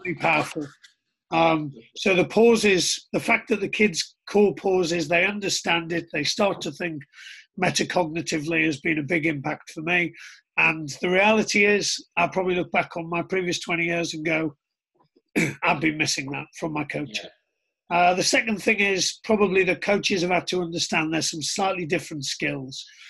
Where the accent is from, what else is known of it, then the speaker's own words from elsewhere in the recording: Middlesbrough, North East England, United Kingdom; I was born in Middlesbrough in 1975